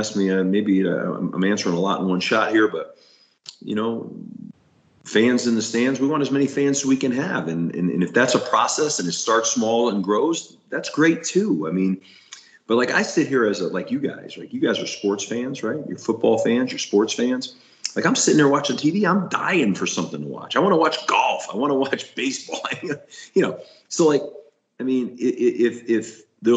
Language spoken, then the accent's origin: English; Northeast, United States; also born or lived in Florida; now in Colorado, United States; I'm from the Northeast